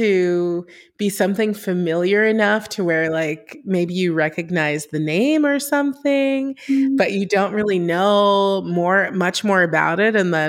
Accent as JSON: {"language": "English", "town": "Los Angeles", "region": "California", "country": "United States", "said": "I am from Los Angeles"}